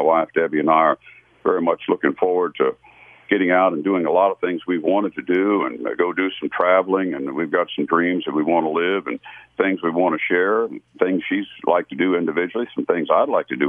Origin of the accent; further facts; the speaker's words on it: Gaithersburg, Maryland, United States; I lived in Gaithersburg, Maryland. That was my hometown